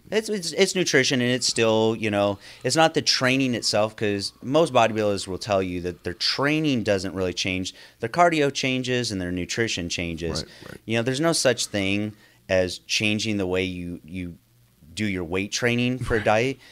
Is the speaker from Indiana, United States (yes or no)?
no; Northern California, United States; growing up in Northern California